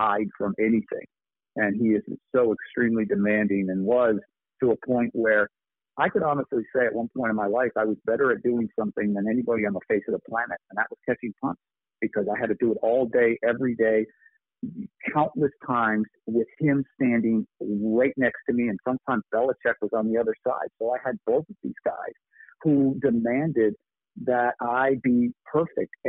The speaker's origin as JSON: {"language": "English", "town": "Buffalo", "region": "New York", "country": "United States", "tie": "born or raised there"}